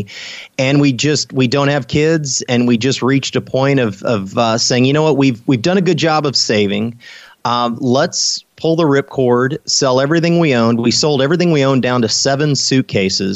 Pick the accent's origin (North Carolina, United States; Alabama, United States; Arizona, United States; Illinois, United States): Illinois, United States; moved away as an adult; also born or lived in Dallas, Texas / Merida; now in Austin, United States; I grew up in Illinois.